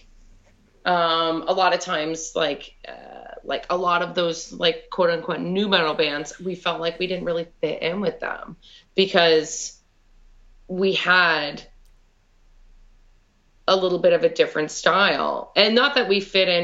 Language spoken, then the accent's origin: English; Canada; we're from Canada